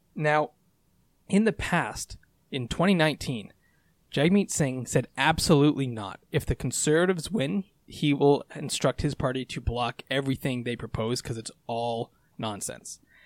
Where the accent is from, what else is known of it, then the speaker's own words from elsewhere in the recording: Canada; as a Canadian